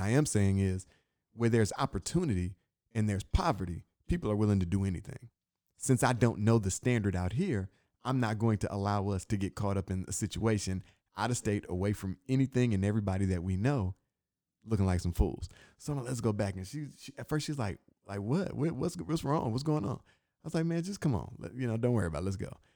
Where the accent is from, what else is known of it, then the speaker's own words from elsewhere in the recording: Inkster, Michigan, United States; being from where I'm from, I'm from Inkster, Michigan, right outside Detroit